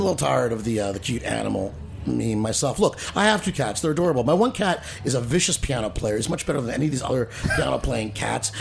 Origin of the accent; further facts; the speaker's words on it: New Jersey, United States; now in New York City, United States; I grew up in in New Jersey, which is only 30 minutes from here